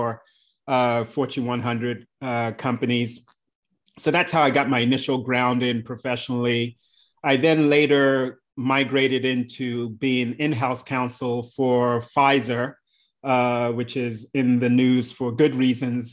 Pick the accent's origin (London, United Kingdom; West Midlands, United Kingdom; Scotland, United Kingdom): London, United Kingdom; moved away; also born or lived in Bradley Beach, New Jersey / New York City; I come to the US, having been born in the UK. So London is actually my hometown.